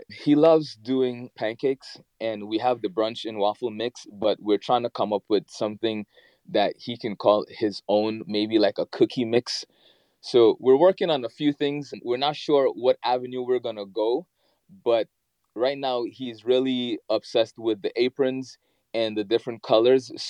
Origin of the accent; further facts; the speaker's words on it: Guyana; growing up in the Caribbean, especially in Guyana, like my parents, well, my grandparents, I should say, they had a farm.